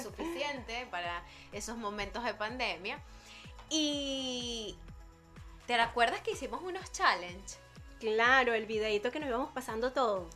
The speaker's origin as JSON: {"language": "Spanish", "town": "Barquisimeto", "region": "Lara", "country": "Venezuela", "moved": "yes", "lives_now": "Madrid, Spain", "said": "tantos años viviendo cada una en Barquisimeto"}